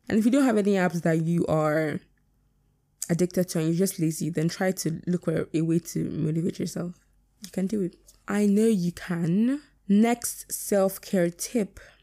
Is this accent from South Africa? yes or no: no; Nigeria; being Nigerian is my biggest flex